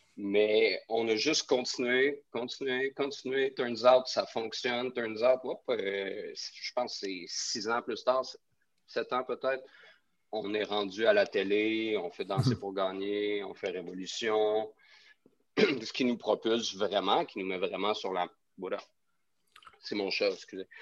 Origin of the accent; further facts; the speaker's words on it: Quebec City, Quebec, Canada; now in Montreal, Canada; je viens de Québec